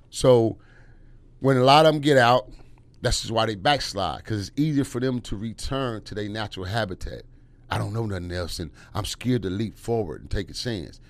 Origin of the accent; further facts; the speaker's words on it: Los Angeles, California, United States; I'm from Watts